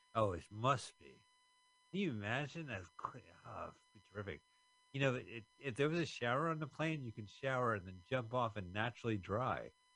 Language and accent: English; United States; As an American